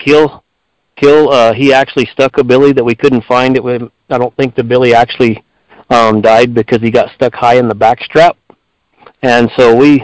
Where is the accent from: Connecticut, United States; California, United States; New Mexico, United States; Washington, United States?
New Mexico, United States; Ruidoso; I was born and raised here in Ridoso, so I've been here my entire life